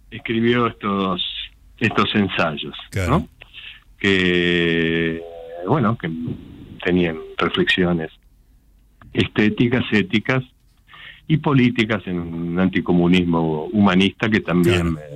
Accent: Castelar, Buenos Aires Province, Argentina; de Castelar.

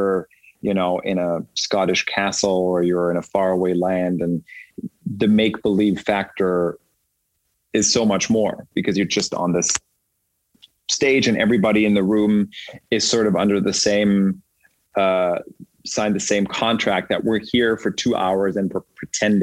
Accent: Germany; moved away; also born or lived in Austria; I'm German, born and raised. I was born in Austria, raised in Germany. And I speak German, obviously.

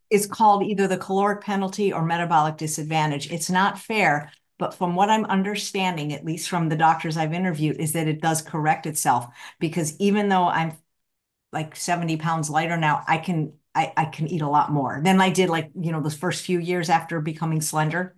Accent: Midwest, United States; I'm from the Midwest

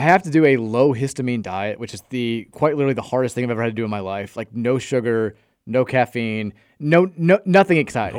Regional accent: Brownsboro Farm, Kentucky, United States; I grew up in Brownsboro Farm

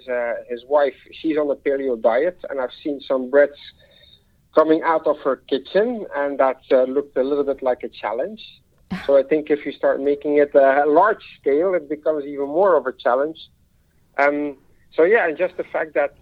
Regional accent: Belgium; moved away; I'm back this week in Belgium, my home country

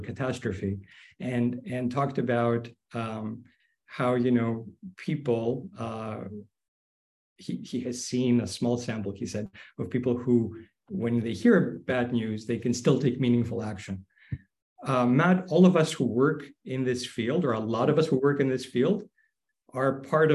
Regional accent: Greece; moved away; my home country of Greece

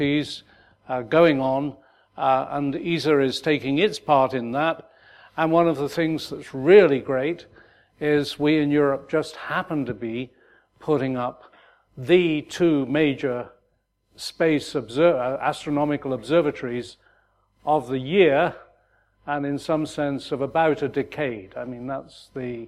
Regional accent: United Kingdom; moved away as an adult; back in my home country

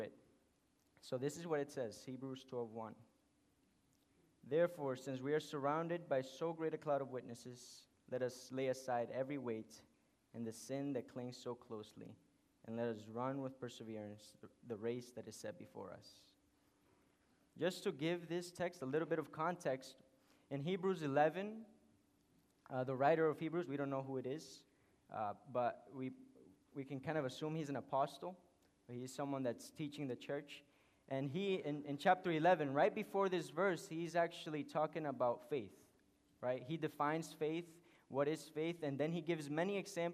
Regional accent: Honduras; English is a second language; moved away; I was born in Honduras.

